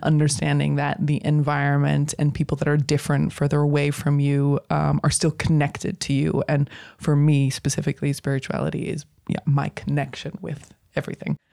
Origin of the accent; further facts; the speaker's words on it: United States; now in Netherlands; I'm an American